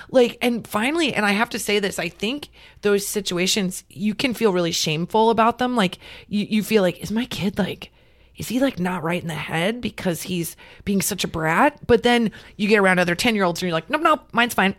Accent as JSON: {"language": "English", "region": "Nebraska", "country": "United States", "moved": "yes", "lives_now": "California, United States", "said": "We're from Nebraska"}